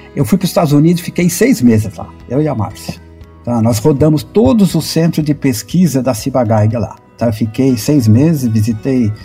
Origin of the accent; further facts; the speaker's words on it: Guarulhos, São Paulo, Brazil; eu sou de Guarulhos e não, minha família não tem relação nenhuma também com agricultura